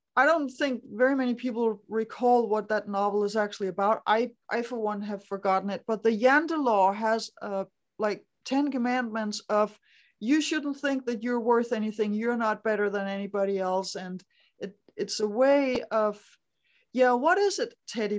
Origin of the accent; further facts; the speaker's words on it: Denmark; I grew up in Denmark